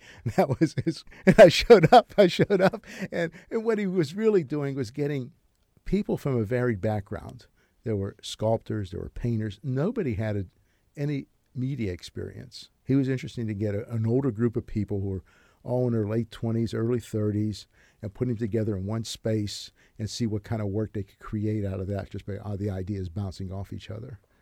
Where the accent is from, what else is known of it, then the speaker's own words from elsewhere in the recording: Braddock, Pennsylvania, United States; there's this character I grew up with in Braddock